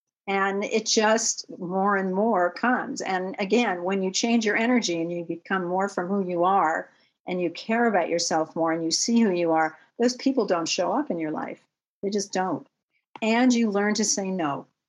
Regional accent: Manhattan, New York, United States; born there; I was born in Manhattan

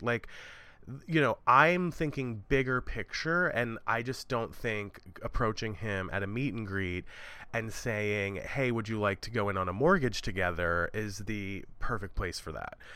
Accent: Maryland, United States; moved away as an adult; also born or lived in New York; where I live in Maryland at the moment

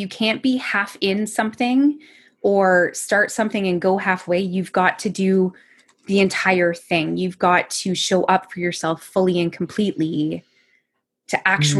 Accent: Sweaburg, Ontario, Canada; moved away as an adult; now in London, Canada; Sweeburg, Ontario, which very few people will actually know where that is. But if you've traveled on the 401 from London towards Toronto, there's like Sweburg Road is an exit.

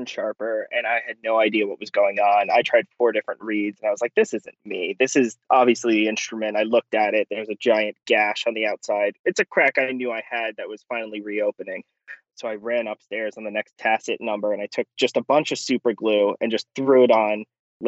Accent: New York City, New York, United States; I'm from Brooklyn, New York, originally

